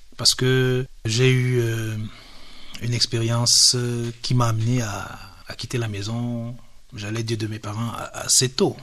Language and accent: French; Cameroon; Nous sommes des Africains, nous sommes des Camerounais.